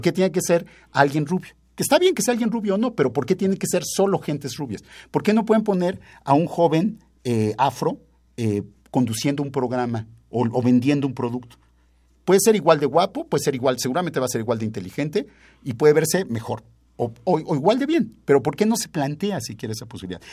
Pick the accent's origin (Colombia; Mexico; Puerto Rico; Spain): Mexico; todos los mexicanos tenemos que unificarnos